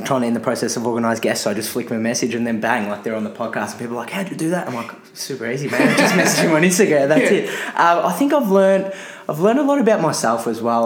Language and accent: English; Melbourne, Victoria, Australia; I had an easy childhood growing up in Airport West of Melbourne, Australia